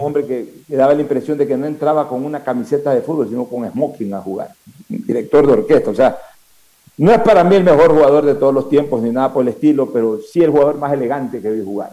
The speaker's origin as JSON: {"language": "Spanish", "country": "Ecuador", "said": "Somos los ecuatorianos"}